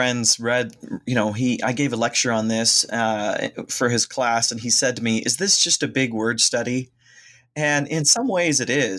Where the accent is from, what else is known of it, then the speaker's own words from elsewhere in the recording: Ohio, United States; So actually, I come from Northern Ohio, born and raised, and I went to seminary at Gordon-Conwell in the Boston area.